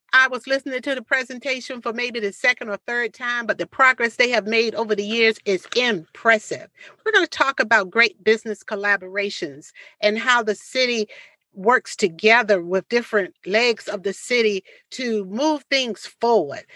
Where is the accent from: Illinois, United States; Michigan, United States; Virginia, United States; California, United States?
Virginia, United States; Portsmouth; this hometown because this is where my parents raised me